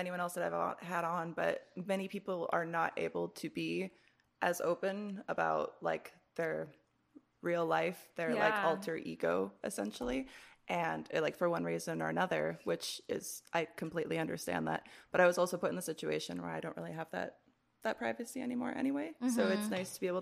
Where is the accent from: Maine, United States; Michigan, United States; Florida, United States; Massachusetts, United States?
Michigan, United States; I grew up in Michigan, which is basically Canada